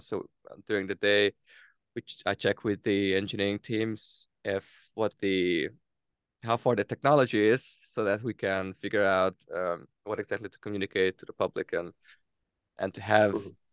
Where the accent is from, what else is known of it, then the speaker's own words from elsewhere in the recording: Hungary; moved away as an adult; also born or lived in Denmark; born in, in Hungary, and I, I went to Denmark first to, to study my or to study